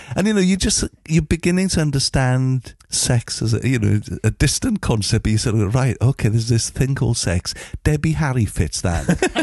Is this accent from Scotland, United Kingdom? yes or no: no; Llanfair Caereinion, Wales, United Kingdom; I grew up in a place called Llanfaircyrenion